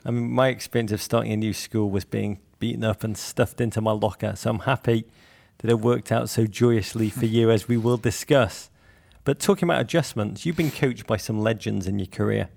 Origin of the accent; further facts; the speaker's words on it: Liverpool, North West England, United Kingdom; I'm from Liverpool too